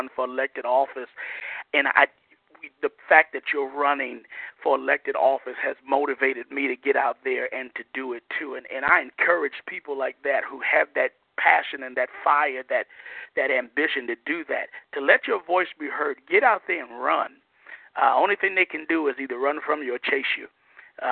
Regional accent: New York City, New York, United States; moved away as an adult; now in Fayetteville, United States; I'm originally from New York City, but I've been here in North Carolina since 2008.

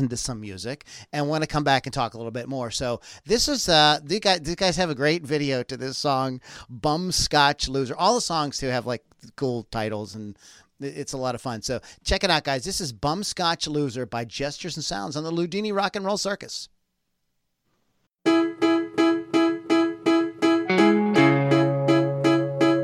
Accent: Pittsburgh, Pennsylvania, United States; I'm from Pittsburgh, and our baseball team is the Pirates

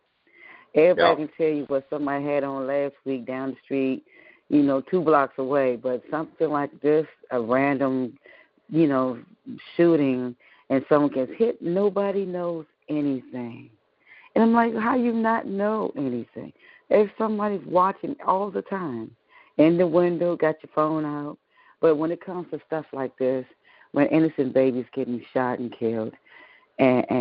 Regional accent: Washington, District of Columbia, United States; growing up in Southeast D.C., I'm used to gunshots

